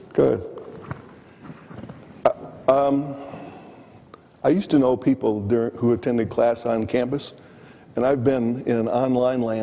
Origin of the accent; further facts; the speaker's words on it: Michigan, United States; moved away; also born or lived in Green Bay, Wisconsin / Columbia, Missouri / Kansas City; I grew up in the Midwest, primarily in Michigan.